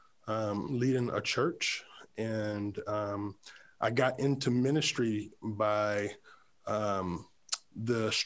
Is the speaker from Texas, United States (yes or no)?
no; Creedmoor, North Carolina, United States; I grew up in a city called Creedmoor, North Carolina.